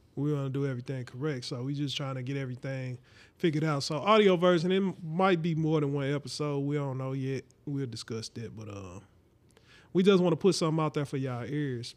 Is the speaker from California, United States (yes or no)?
no; St. Louis, Missouri, United States; We from Saint Louis, I'm from Saint Louis too